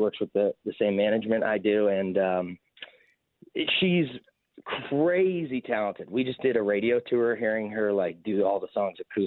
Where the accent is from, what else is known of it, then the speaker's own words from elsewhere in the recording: Waterloo, Ontario, Canada; I'm from Waterloo